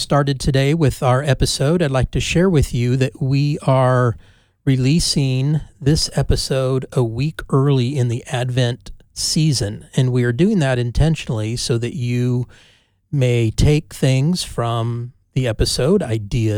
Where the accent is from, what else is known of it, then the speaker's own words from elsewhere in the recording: Bay Area, Northern California, United States; I am from the Bay Area of Northern California, and so I grew up being a sports fan of Bay Area teams.